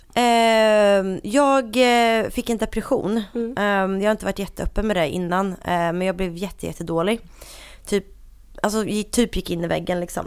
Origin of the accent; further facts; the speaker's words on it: Linköping, Östergötland, Sweden; accent: Linköping dialect; moved away as an adult; now in Stockholm, Sweden; jag kommer uh, ursprungligen från Linköping, det hör man på min fantastiska dialekt